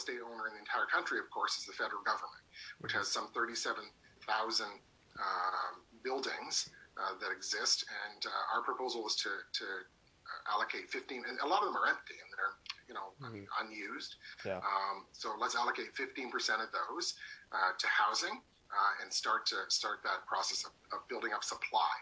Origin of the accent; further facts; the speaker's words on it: Hamilton, Ontario, Canada; my hometown of Hamilton